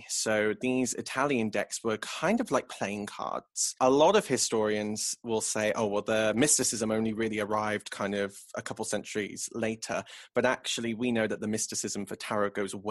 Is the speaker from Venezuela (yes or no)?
no; England, United Kingdom; I'm English